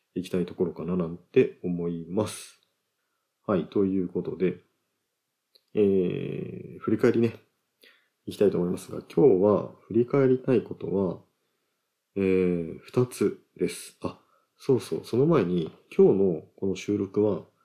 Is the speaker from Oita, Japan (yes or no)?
yes; Oita, Japan; 僕は大分県出身なので